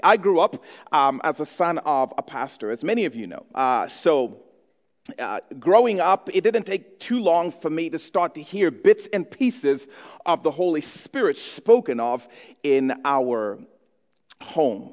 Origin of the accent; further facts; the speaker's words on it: Zambia; I grew up in Zambia.